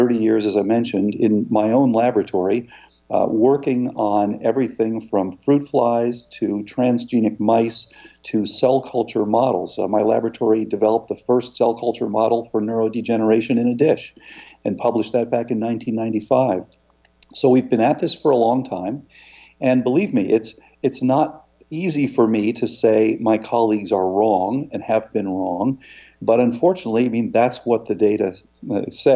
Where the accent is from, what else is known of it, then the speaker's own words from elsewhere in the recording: Florida, United States; I grew up in Florida, and I was in a surf club.